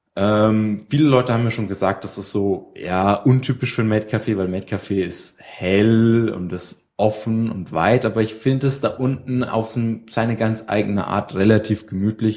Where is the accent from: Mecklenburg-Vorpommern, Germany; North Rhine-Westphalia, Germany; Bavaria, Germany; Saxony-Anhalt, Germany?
Bavaria, Germany; near Würzburg, Main-Spessart; ich komme aus der Nähe von Würzburg, äh, ein kleines Dorf irgendwo in den, äh, hintersten